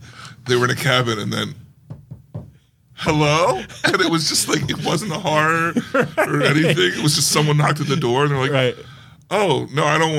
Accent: outside of Philly, Pennsylvania, United States; I was living outside of Philly.

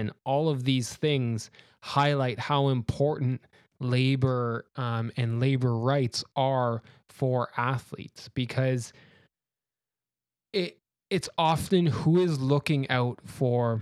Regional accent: Canada; I'm from Canada, and in Canada we have very strong vaccine mandates

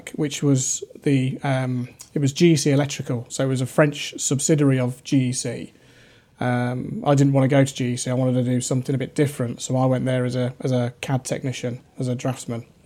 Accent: Rugby, West Midlands, United Kingdom; I think it was in my genes, really, um, and also growing up in Rugby. Uh, it's a very industrious area.

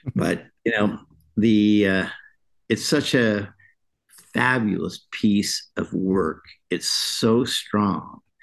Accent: California, United States; now in Kentucky, United States; I was born in California

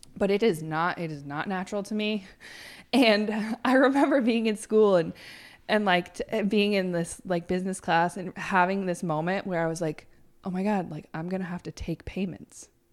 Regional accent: Plattsburgh, New York, United States; moved away as an adult; I might move back to Plattsburgh because I really wanted my hometown

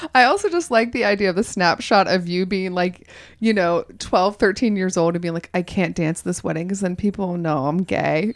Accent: Augusta, Georgia, United States; moved away as an adult; also born or lived in New York; now in Los Angeles, United States; when I was growing up in Georgia, I lived in Augusta, Georgia

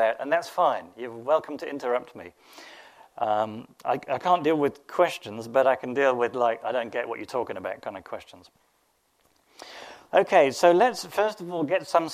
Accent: England, United Kingdom; I'm English

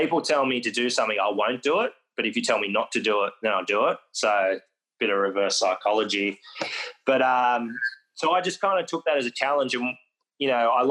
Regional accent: Forster, New South Wales, Australia; where I grew up in Foster

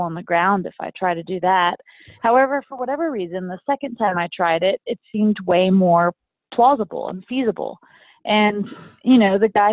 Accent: Austin, Texas, United States; my hometown of Austin, Texas

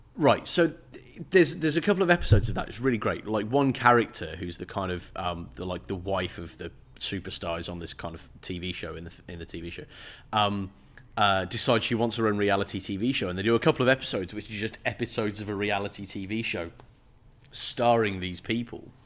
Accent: England, United Kingdom; as an English person

